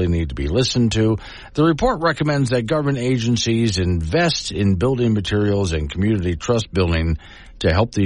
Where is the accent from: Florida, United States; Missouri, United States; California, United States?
Florida, United States; Sanibel; my hometown of Sanibel Island, Florida